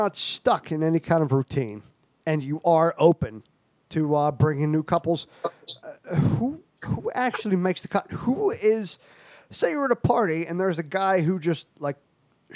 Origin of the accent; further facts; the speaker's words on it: Ireland; We're Irish, most of us.